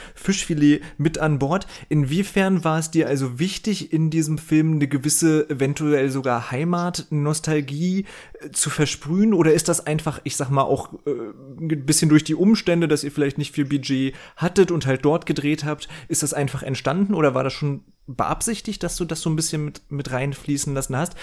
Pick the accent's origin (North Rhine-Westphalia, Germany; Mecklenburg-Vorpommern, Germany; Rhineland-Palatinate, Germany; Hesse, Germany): Mecklenburg-Vorpommern, Germany; Rostock; Ich komme auch eben selbst aus Mecklenburg-Vorpommern. Ich, ich komme aus Rostock.